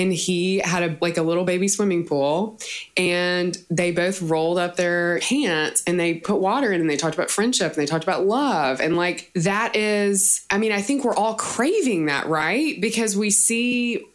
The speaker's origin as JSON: {"language": "English", "town": "Nashville", "region": "Tennessee", "country": "United States", "tie": "born or raised there", "said": "I was born in Nashville and my mom worked for public television there"}